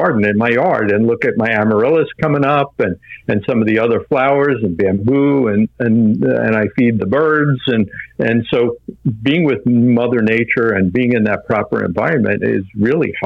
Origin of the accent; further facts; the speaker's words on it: Long Island, New York, United States; I was born on Long Island